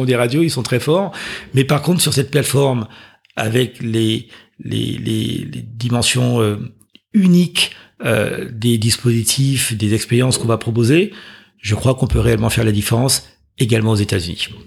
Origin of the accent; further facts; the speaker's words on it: Martinique; moved away as an adult; also born or lived in Chevilly-Larue, Val-de-Marne / Paris; je suis parti très tôt en Martinique. Donc, j'ai grandi en Martinique. J'ai passé mon bac là-bas.